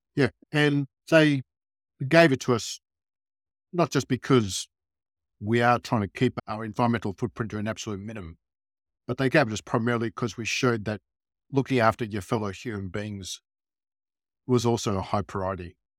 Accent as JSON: {"language": "English", "town": "Melbourne", "region": "Victoria", "country": "Australia", "tie": "born or raised there", "said": "growing up in Melbourne during the, uh, nineteen sixties and seventies"}